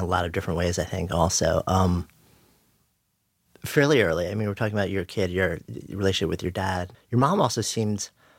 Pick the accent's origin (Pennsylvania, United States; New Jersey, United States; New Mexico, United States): New Mexico, United States; Albuquerque; as a young girl of color growing up in Albuquerque